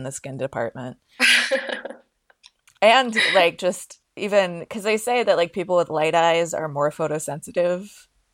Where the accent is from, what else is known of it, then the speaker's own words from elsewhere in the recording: New Jersey, United States; I grew up in New Jersey